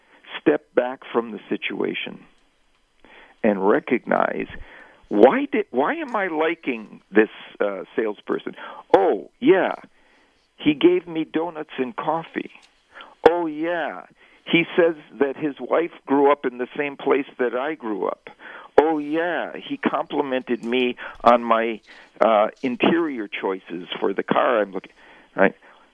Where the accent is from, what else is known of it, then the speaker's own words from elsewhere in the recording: Wisconsin, United States; I grew up in Wisconsin. The NFL team, that's the home team in Wisconsin, has always been the Green Bay Packers.